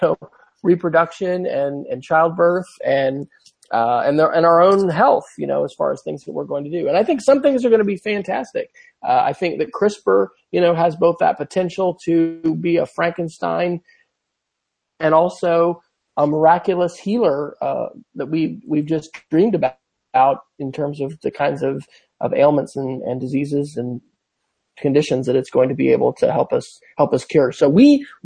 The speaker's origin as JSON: {"language": "English", "area": "near St. Mary's", "region": "Kansas", "country": "United States", "tie": "born or raised there", "moved": "yes", "lives_now": "Oklahoma, United States", "said": "St. Mary's, Kansas, which is just 30 miles from my hometown where my parents live"}